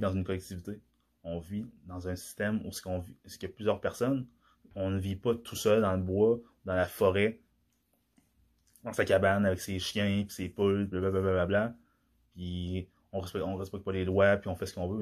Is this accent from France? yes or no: no; DR Congo; moved away; dans mon pays d'origine, la République démocratique du Congo